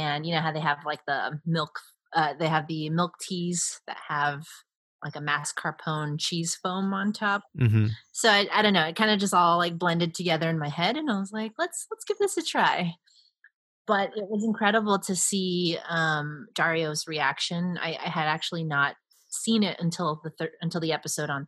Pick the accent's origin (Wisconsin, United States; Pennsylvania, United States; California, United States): California, United States; Hacienda Heights; I grew up specifically in Hacienda Heights and the San Gabriel Valley, which is a very Chinese populated community or suburb of Los Angeles